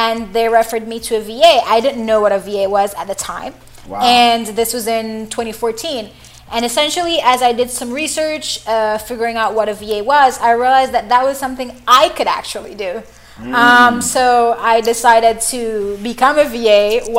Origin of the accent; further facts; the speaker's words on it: Jamaica; moved away; when I was younger, I was in high school, and normally we have this thing in Jamaica